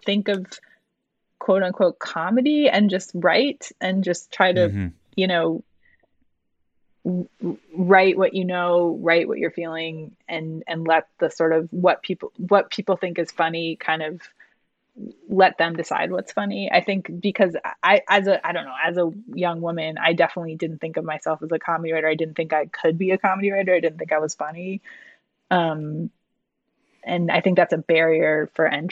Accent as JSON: {"language": "English", "region": "Michigan", "country": "United States", "said": "I'm from Michigan"}